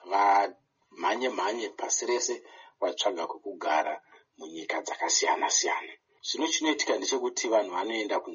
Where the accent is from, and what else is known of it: Zimbabwe; moved away